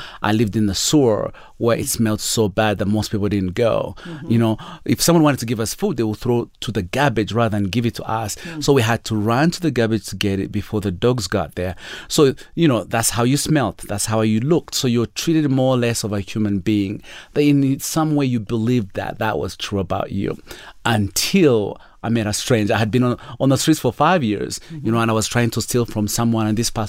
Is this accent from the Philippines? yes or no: no; Uganda; born there; So I was born in Uganda, in a world where it's hard to explain to most of our listeners.